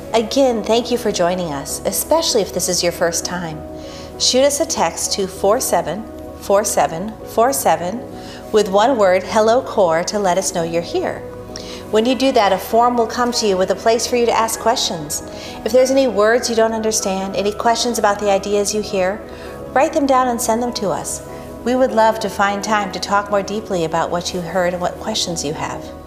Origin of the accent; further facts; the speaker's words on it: Wisconsin, United States; I grew up in Wisconsin